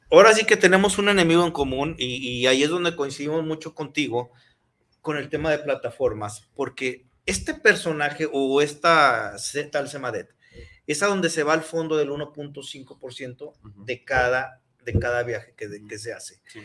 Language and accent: Spanish; Mexico; somos hermanos mexicanos